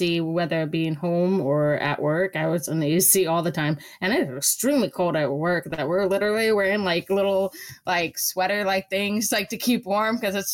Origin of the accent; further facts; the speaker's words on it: California, United States; being born and raised in California